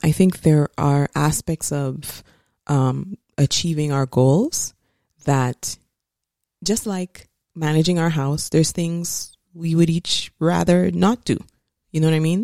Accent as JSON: {"language": "English", "country": "St. Lucia", "tie": "born or raised there", "said": "I grew up in Saint Lucia."}